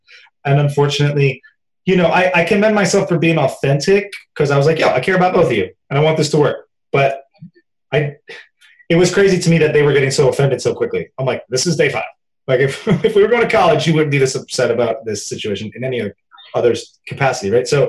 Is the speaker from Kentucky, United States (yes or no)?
yes; Louisville, Kentucky, United States; Down in the South, I'm from Louisville, Kentucky. That's where I was born. My mom's side of the family still lives there.